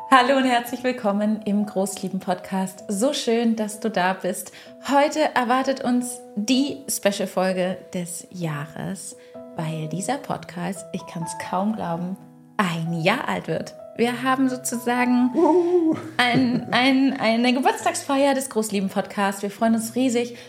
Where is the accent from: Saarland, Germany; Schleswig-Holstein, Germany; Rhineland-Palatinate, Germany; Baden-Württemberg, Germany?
Schleswig-Holstein, Germany; moved away as an adult; now in Heidelberg, Germany; Wir kommen woanders her, aus dem Norden von Deutschland, aus Schleswig-Holstein.